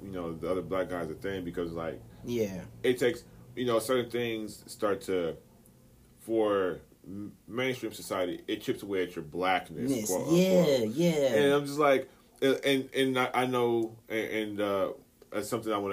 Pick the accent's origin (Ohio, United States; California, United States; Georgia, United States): Ohio, United States; East Cleveland; I'm from East Cleveland